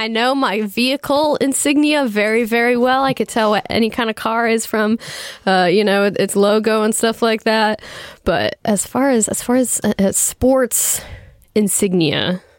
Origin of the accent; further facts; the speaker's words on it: Pittsburgh, Pennsylvania, United States; Obviously, I'm from Pittsburgh.